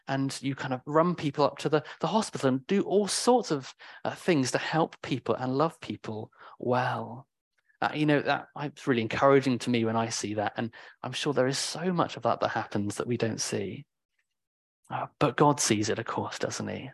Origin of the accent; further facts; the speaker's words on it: United Kingdom; I'm very British in that way